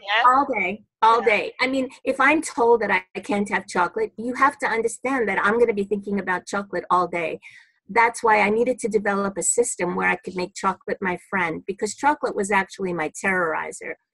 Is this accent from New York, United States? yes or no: yes; New York City, New York, United States; I'm a New Yorker, born and bred in Brooklyn